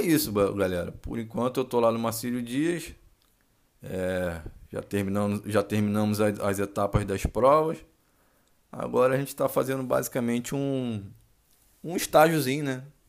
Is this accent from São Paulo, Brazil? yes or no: no; Rio de Janeiro, Brazil; sou oriundo do Rio de Janeiro